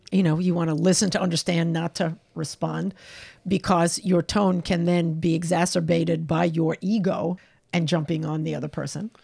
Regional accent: New York, United States; moved away as an adult; also born or lived in California; I'm a New Yorker

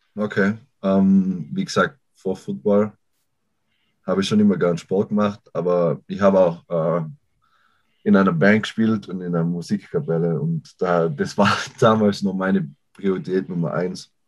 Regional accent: Innsbruck, Tyrol, Austria; moved away as an adult; now in United States; Ich komme aus Tirol, Raum Innsbruck

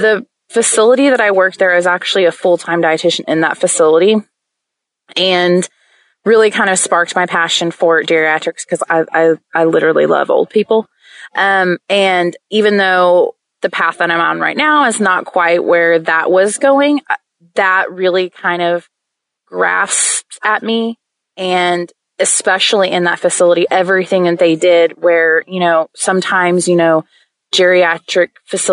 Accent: Oklahoma, United States; moved away as an adult; also born or lived in Tennessee; I grew up in Oklahoma

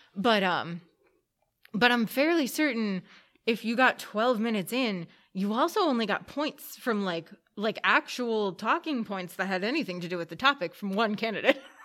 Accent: Pennsylvania, United States; I was 90 minutes from New York City. Mm-hmm. Um, it was middle of the woods, Pennsylvania

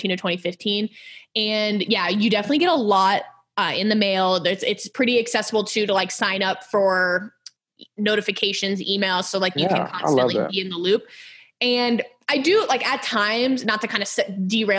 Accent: Houston, Texas, United States; also born or lived in Ohio; we're from Houston, but we're from very different parts of Houston.

